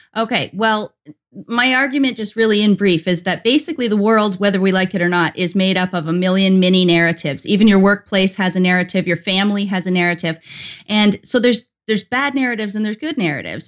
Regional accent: Canada; I'm Canadian

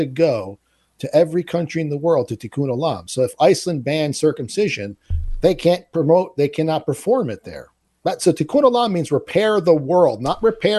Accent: Italy; I was born in Italy.

